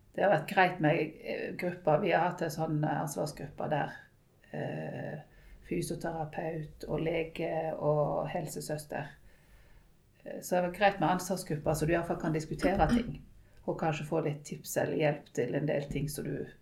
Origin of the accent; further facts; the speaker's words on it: Western Norway, Norway; vi kommer fra Vestlandet, og der er det mye opp og ned.